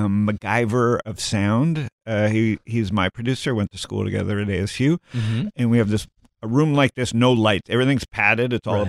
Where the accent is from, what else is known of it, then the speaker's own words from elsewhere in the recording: Toronto, Ontario, Canada; You know, I grew up in Toronto, and I grew up, I'm born in 65.